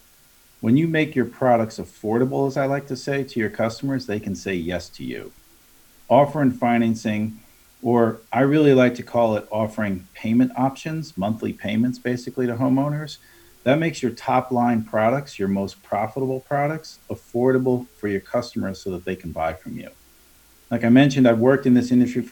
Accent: Long Island, New York, United States; moved away as an adult; now in Charlotte, United States; My brother still runs our family remodeling business back on Long Island, where I'm originally from. So you might hear my accent come through a little bit today. But again, grew up in the industry

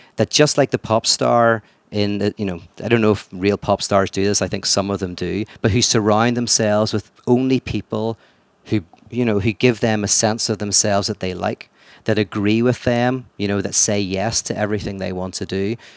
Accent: Northern Ireland, United Kingdom; "Where are you from?" And I said, "Northern Ireland."

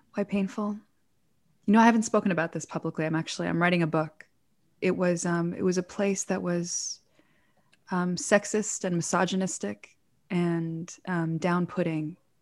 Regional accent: Toronto, Ontario, Canada; moved away; also born or lived in New York / Israel; we grew up in Toronto. Officially, it's where we went to school

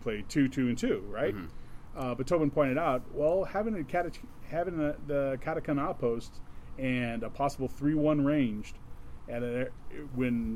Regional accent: Midwest, United States; accent: Midwest; I'm going to bring out my Midwest accent

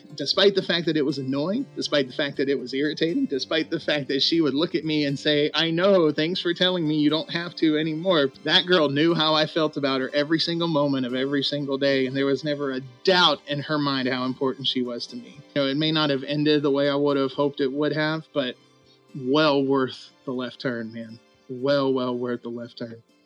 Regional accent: Clarksville, Tennessee, United States; moved away as an adult; also born or lived in North Carolina; in my hometown, which is called Clarksville, Tennessee.

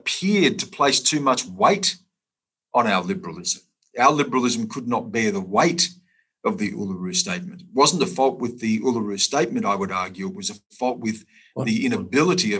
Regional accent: Australia; It doesn't mean I'm not Australian

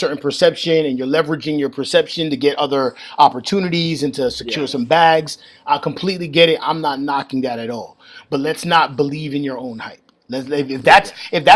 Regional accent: New York, United States; I grew up in New York

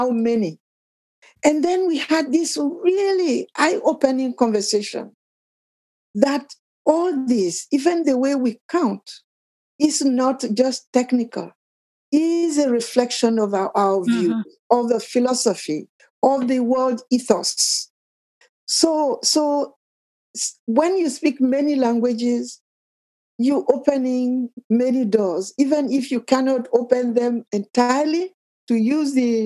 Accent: Côte d’Ivoire; first language Akan (Twi); English is a second language; moved away as an adult; now in United States; I'm from Cote d'Ivoire in West Africa.

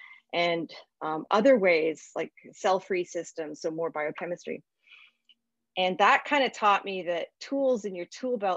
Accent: Milton, Ontario, Canada; So I'm from Southern Ontario. I grew up in Milton

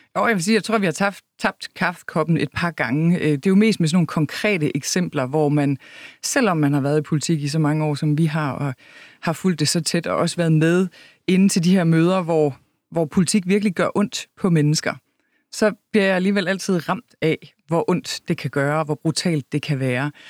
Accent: Kalhave, Southern Denmark, Denmark; moved away; Kalhave er en lille bitte landsby midt imellem Vejle og Horsens, hvor jeg voksede op

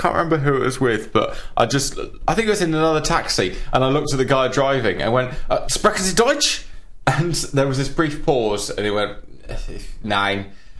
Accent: England, United Kingdom; I'm sorry, I'm English. My French is quite bad.

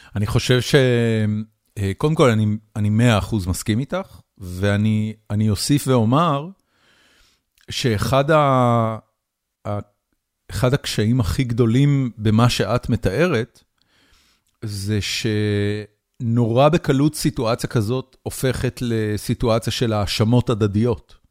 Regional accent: Israel; moved away as an adult; now in United States; אני גדלתי בישראל בשנות ה-70, 80 ואחרי זה 90

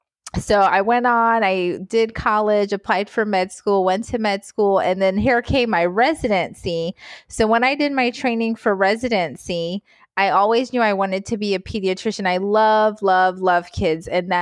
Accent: North Carolina, United States; accent: Southern; initially lived in the South. We lived in North Carolina. I was cute. I was a little brown girl with my little Southern accent. My mom was always like, oh, I wish you kept that little Southern accent. So I had my little Southern accent when I was little.

